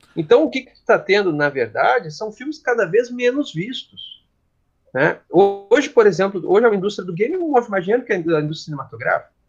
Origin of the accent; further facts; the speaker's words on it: Gaúcho, Rio Grande do Sul, Brazil; eu sou gaúcho, né, eu falo cancha